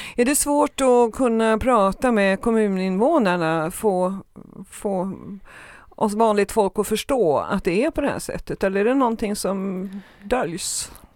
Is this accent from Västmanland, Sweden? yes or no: no; Trollhättan, Västra Götaland, Sweden; jag är från Trollhättan